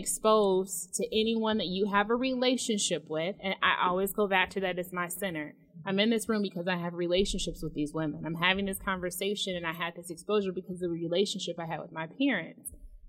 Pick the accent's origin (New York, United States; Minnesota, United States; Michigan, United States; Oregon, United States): Michigan, United States; Detroit; moved away; I'm from Detroit. I was raised in Detroit. I also moved from Detroit. I also traveled to other places from Detroit.